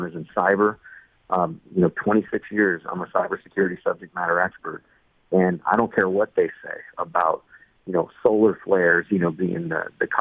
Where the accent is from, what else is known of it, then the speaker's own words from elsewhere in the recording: Southern California, United States; moved away as an adult; now in West Virginia, United States; my youth growing up in Southern California